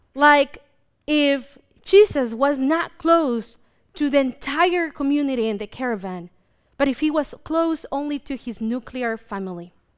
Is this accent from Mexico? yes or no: yes; Mexico; now in United States; me growing up in Mexico